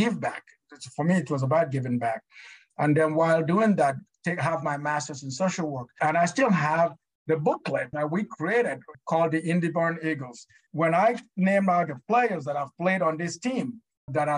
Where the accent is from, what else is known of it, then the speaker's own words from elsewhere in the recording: Nigeria; moved away as an adult; now in United States; I'm just that little poor kid, you know, that grew up in Nigeria.